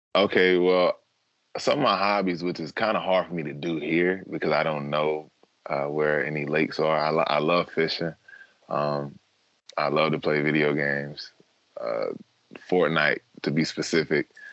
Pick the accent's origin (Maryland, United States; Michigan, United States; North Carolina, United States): North Carolina, United States; Durham; growing up in North Carolina